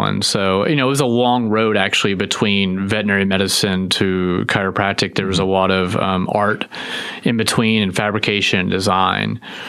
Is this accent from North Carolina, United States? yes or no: yes; Winston-Salem, North Carolina, United States; moved away as an adult; also born or lived in Fort Smith, Arkansas / Hilton Head Island, South Carolina; now in Texas, United States; So I was born in Fort Smith, Arkansas, and then I moved to Winston-Salem, North Carolina, and then I spent, I'd say about 13 years there.